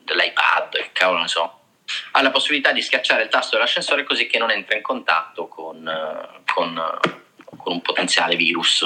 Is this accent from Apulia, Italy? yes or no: yes; Trani, Apulia, Italy; now in China; sono tornato in Puglia, eh, perché io sono pugliese, la stessa città di Carlo, di Trani